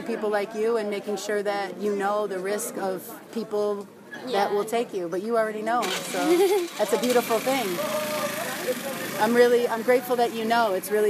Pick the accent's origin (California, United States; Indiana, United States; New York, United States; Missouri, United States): New York, United States; New York City; I'm from New York City.